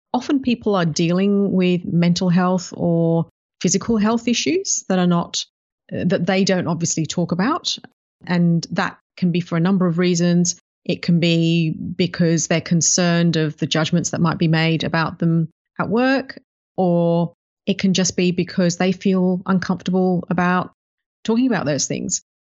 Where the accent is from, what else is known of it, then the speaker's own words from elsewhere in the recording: United Kingdom; also born or lived in Africa; now in Melbourne, Australia; grew up in the U K